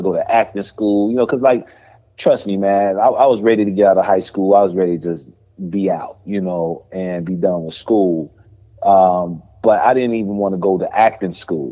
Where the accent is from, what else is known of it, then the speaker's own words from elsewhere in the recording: Chicago, Illinois, United States; I grew up on the south side of Chicago